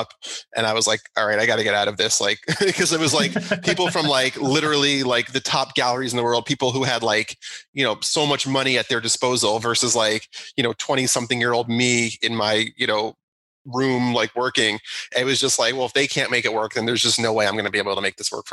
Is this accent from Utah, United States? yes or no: no; New Jersey, United States; moved away as an adult; also born or lived in Manhattan, New York; now in Long Island, New York, United States; I grew up in New Jersey